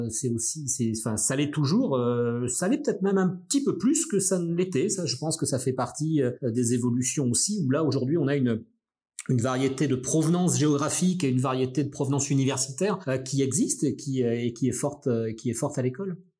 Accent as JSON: {"language": "French", "town": "Brest", "region": "Brittany", "country": "France", "moved": "as an adult", "lives_now": "Lille, France", "said": "moi je viens de Brest, je viens du, fin fond de la Bretagne, euh, un peu la, la, campagne à une dizaine, quinzaine de kilomètres euh, de Brest."}